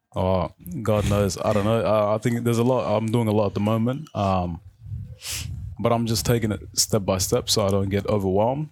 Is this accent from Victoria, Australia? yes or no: yes; Footscray, Victoria, Australia; first language Arabic; English is a second language; also born or lived in South Sudan / Khartoum / Egypt; I grew up in Footscray. So I went to Footscray West Primary School.